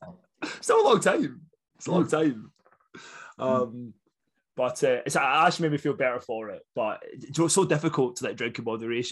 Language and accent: English; Scotland, United Kingdom; accent: Scottish; as you can probably tell by my lovely Scottish accent